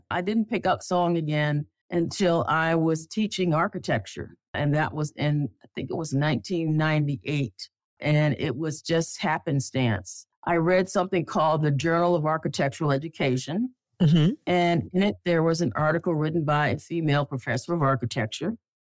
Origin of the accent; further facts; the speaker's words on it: Connecticut, United States; also born or lived in North Alabama; I was born in North Alabama. My dad was a chemist, and he worked for a company that moved us around, and we kind of settled up north in Connecticut.